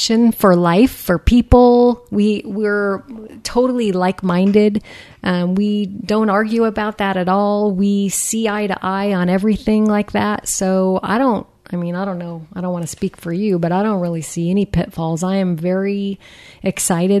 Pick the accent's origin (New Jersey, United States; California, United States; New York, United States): California, United States; Southern; moved away; I am from Southern California